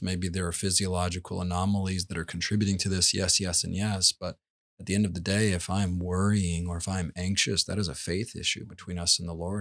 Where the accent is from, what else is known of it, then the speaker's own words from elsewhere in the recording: Georgia, United States; we grew up in Georgia where you'd pull out azalea bushes